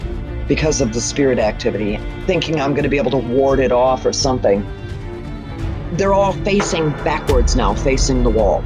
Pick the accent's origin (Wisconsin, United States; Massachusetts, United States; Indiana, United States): Wisconsin, United States; Milwaukee; I was born in Milwaukee, Wisconsin